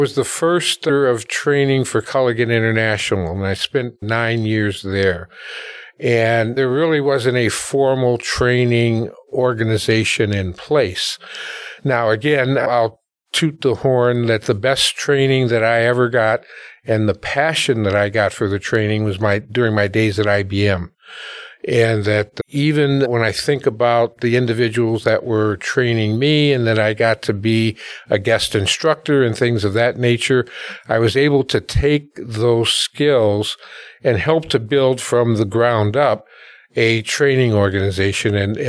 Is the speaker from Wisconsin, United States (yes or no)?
yes; Milwaukee, Wisconsin, United States; Well, I, first of all, I'm a proud alumni of the Milwaukee public school system. So I was born and raised in Milwaukee.